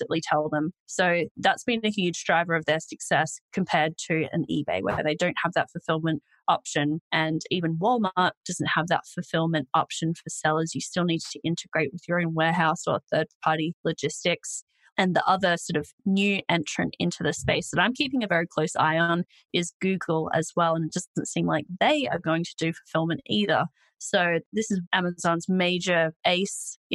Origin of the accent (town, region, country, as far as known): Australia